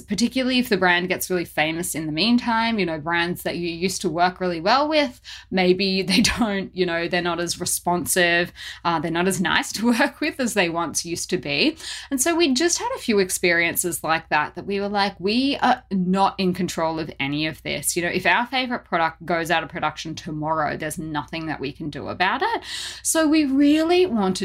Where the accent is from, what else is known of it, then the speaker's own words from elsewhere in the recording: Australia; growing up in Australia